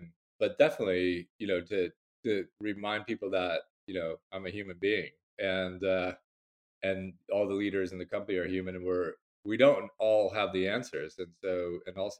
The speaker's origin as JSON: {"language": "English", "area": "Bay Area", "region": "California", "country": "United States", "moved": "as an adult", "lives_now": "London, United Kingdom", "said": "I'm originally from the Bay Area, California, but I'm a proper Londoner. I've been here 15 long winters"}